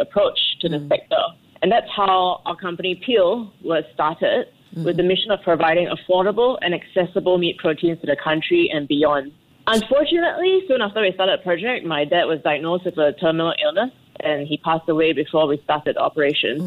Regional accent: Singapore; moved away as an adult; now in Rwanda; being Singaporean

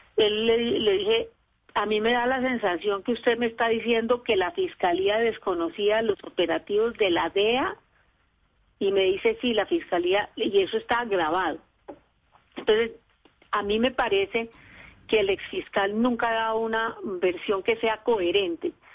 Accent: Colombia

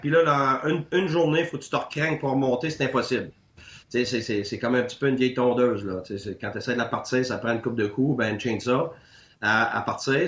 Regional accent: Quebec, Canada; moved away as an adult; Je suis parti du Québec pendant 10 ans

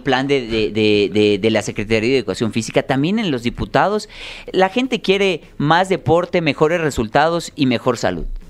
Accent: Yucatán, Mexico; soy yucateco

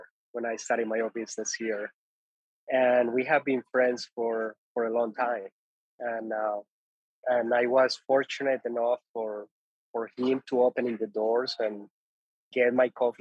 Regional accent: Ituango, Antioquia, Colombia; moved away; So I'm originally from Colombia. I was born and raised in Colombia.

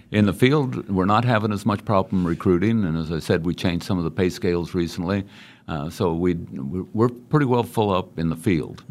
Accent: Great Bend, Kansas, United States; I was born and raised in Great Bend, Kansas

